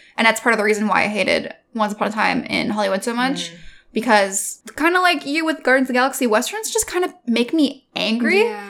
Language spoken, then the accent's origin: English; Alberta, Canada; I think it's, like, residual trauma from growing up in Alberta.